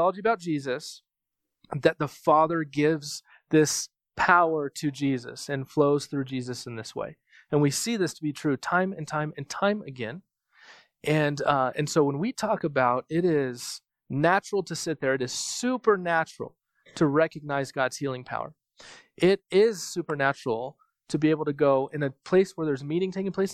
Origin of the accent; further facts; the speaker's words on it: United States; I'm from America